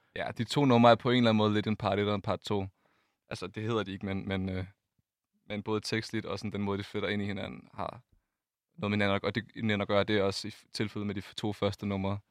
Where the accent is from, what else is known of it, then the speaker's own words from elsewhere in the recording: Funen, Southern Denmark, Denmark; vi kommer fra Fyn